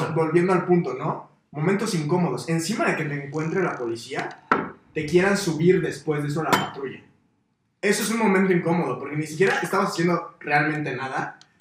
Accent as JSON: {"language": "Spanish", "region": "Morelos", "country": "Mexico", "said": "Todos los que somos de Morelos"}